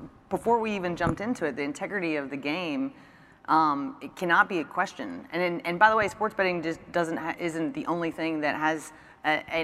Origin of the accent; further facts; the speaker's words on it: Kentucky, United States; moved away; also born or lived in Mississippi; growing up, I'm from Kentucky